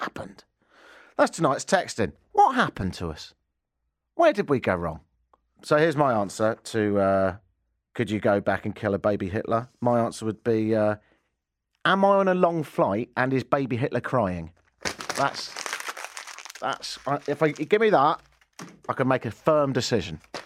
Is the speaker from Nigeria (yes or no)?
no; England, United Kingdom; now in Canada; I'm English